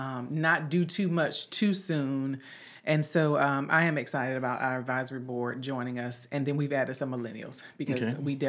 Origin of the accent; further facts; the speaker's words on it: Hamlet, North Carolina, United States; moved away; I'm from Hamlet